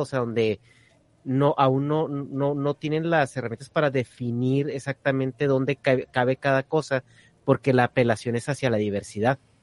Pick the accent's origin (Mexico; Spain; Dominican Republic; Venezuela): Mexico; northern Mexico; Yo soy del norte de México